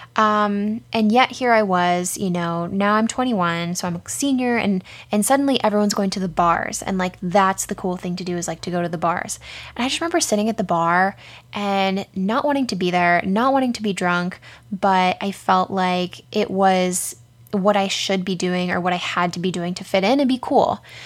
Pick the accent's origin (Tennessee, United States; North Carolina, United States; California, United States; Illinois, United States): California, United States; San Diego; we grew up in San Diego